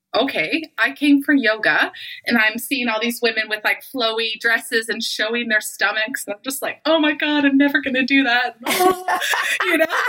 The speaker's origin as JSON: {"language": "English", "country": "Canada", "also_born_or_lived": "Calgary, Alberta", "said": "I live in Calgary, Alberta. I'm Canadian"}